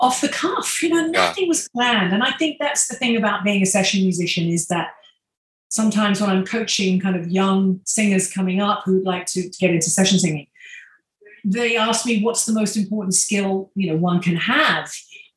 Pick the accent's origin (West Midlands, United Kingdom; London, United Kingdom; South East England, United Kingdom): South East England, United Kingdom; Maidstone; I'm a kid from Maidstone in Kent in England